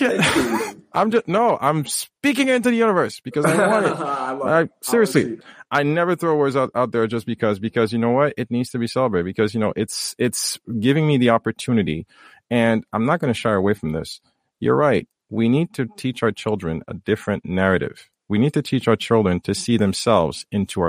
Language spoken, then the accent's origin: English; Haiti; I come from Haiti.